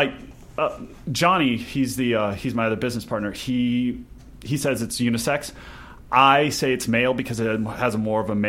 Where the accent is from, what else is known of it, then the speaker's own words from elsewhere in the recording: south on the border with Mexico, Texas, United States; moved away as an adult; now in Los Angeles, United States; I'm originally from Texas, actually. Okay. Yeah, deep right. south on the border with Mexico.